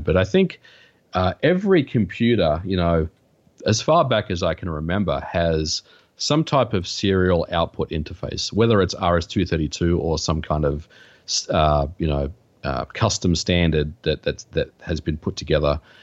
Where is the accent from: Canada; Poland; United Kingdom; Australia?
Australia; now in United States; I, I grew up in Australia